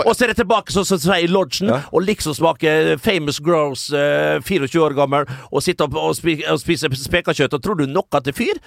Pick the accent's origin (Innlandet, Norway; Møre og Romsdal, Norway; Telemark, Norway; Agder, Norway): Møre og Romsdal, Norway; Vestnes; moved away; also born or lived in Kristiansand; som vi sier hjemme på Vestnes